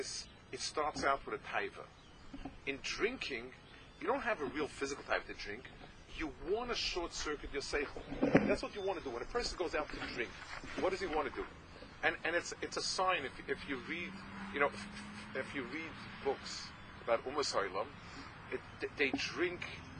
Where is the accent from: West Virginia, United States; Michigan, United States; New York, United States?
New York, United States; New York City; I was growing up in the East Side